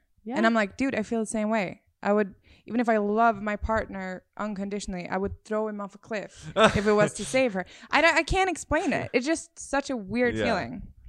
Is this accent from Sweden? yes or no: yes; Sweden; now in United States; Because when I moved to the US, I moved here 2 years ago from Sweden.